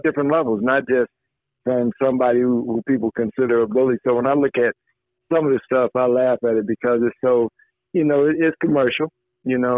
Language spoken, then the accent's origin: English; Chicago Heights, Illinois, United States; grew up in my hometown, Chicago Heights